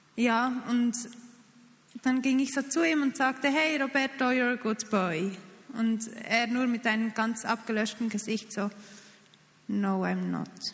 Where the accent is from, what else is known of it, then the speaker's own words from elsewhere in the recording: Switzerland; als Schweizer Team